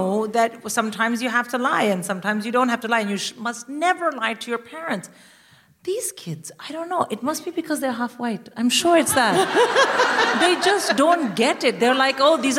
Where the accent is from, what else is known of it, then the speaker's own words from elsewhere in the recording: India; as an Indian mother